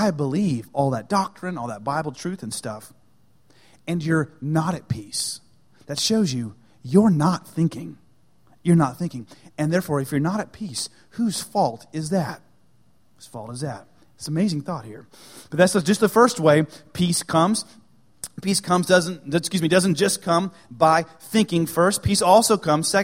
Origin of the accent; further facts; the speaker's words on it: United States; I'm an American.